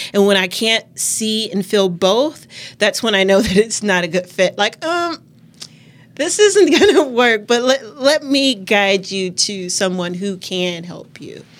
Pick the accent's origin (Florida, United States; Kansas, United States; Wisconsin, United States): Wisconsin, United States; Milwaukee; I'm born and raised in Milwaukee, grew up around Washington Park area